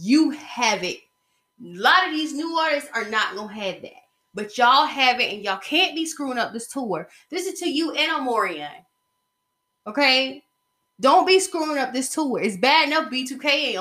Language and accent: English; Covington, Georgia, United States; my hometown, Covington, Georgia, in my middle school class